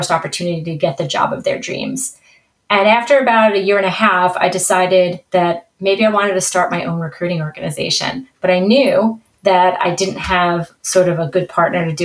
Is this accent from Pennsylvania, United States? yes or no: no; New York City, New York, United States; accent: New York; I have a nice New York accent. So I was born and bred in New York.